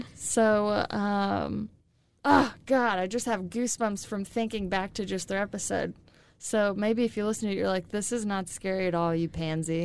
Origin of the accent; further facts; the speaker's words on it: Illinois, United States; also born or lived in Kansas City; now in Wichita, United States; I'm originally from Illinois, but I came from Kansas City when I moved to Wichita